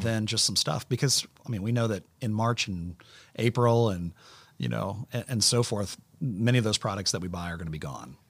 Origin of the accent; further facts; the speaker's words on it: Orlando, Florida, United States; we grew up in Orlando